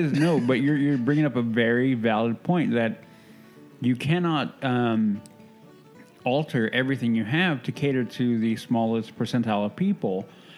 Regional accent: Southern California, United States; I grew up going to SeaWorld, too, because I grew up in Southern California.

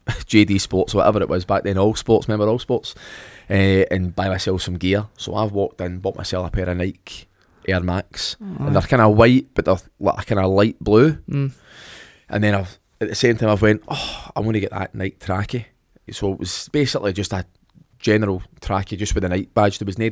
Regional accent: Ireland; accent: Irish; Mind you, my Irish accent starting to come back through.

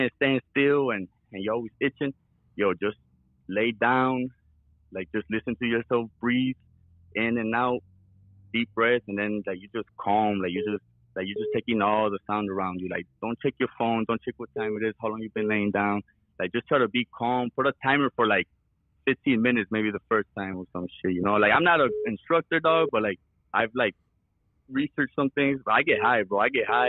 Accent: Chicago, Illinois, United States; I grew up in Chicago

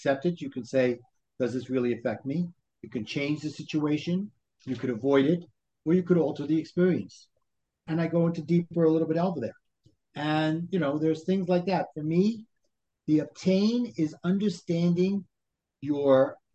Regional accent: New York City, New York, United States; accent: Brooklyn; moved away as an adult; also born or lived in New Jersey; now in Brooklyn, United States; I grew up in Brooklyn.

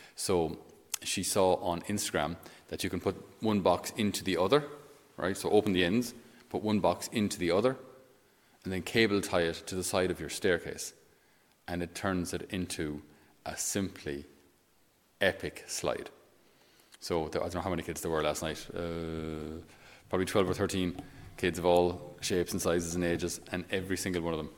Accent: Ireland; being Irish

